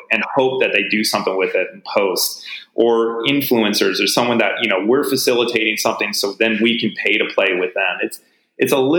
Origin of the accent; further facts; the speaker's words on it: United States; as an American living in the US